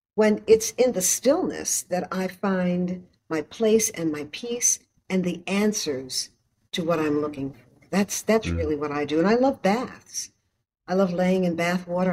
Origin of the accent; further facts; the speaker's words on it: New York City, New York, United States; growing up in Harlem on 116th Street